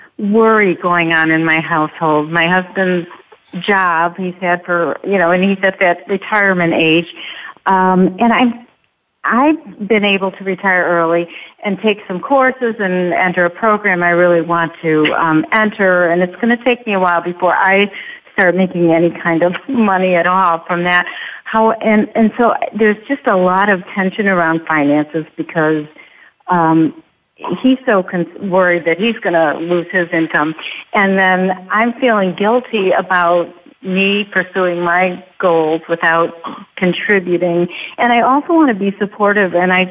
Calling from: Chicago, Illinois, United States; I'm from Chicago.

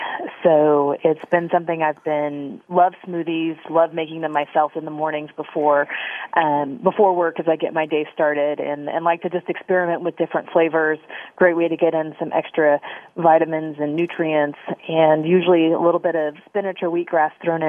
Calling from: Houston, Texas, United States; I'm calling in from downtown Houston, Texas, the oil capital of North America.

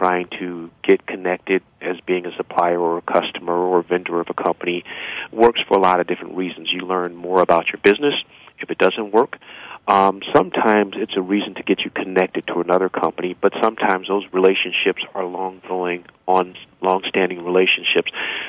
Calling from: Cleveland, Ohio, United States; I'm calling from Cleveland, Ohio.

